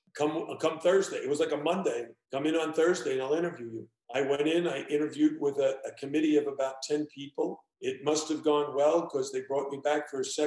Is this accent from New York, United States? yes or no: yes; New York City, New York, United States; moved away as an adult; also born or lived in Ohio / Virginia; I was born and raised on the East Coast. I come from New York